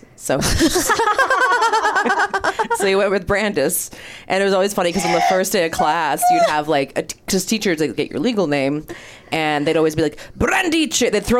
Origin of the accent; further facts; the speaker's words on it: Maryland, United States; I'm from Maryland